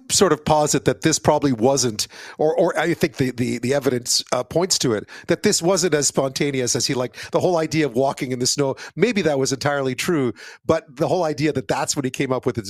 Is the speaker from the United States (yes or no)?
no; Montreal, Quebec, Canada; also born or lived in Edmonton; growing up in Montreal, people I grew up with, he was kind of a legend, right? And then as a young kid, I went out and lived out west for a while in Edmonton, went to grade school out there.